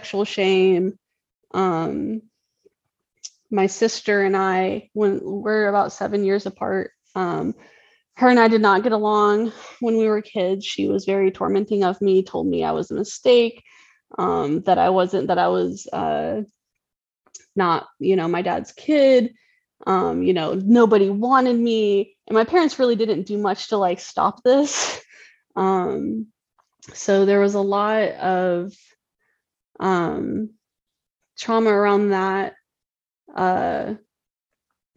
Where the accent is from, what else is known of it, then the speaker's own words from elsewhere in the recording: Tennessee, United States; I grew up in Tennessee